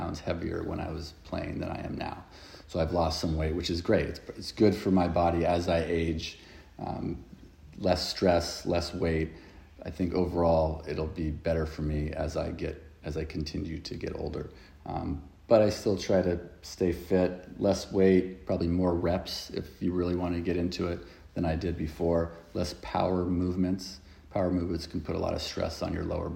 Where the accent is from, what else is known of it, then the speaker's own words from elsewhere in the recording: right outside of Los Angeles, Southern California, United States; moved away as an adult; also born or lived in Philadelphia; now in London, United Kingdom; I grew up in Southern California, right outside of Los Angeles